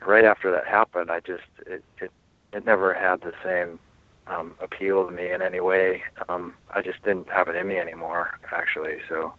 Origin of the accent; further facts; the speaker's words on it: Midwest, United States; the type of people I grew up around in Midwest, you know, America